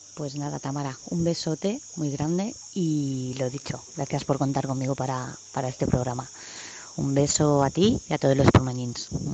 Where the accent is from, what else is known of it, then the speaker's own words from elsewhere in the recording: Sant Antoni de Portmany, Balearic Islands, Spain; moved away as an adult; soy de San Antonio de toda la vida, aunque me crié en Sus en el barrio Sus paisas